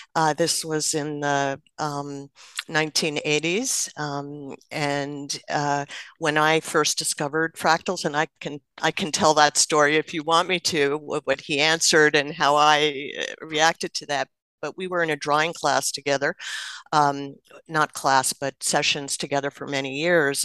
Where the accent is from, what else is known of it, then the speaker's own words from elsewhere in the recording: New Jersey, United States; I grew up in New Jersey, and my father worked in New York City.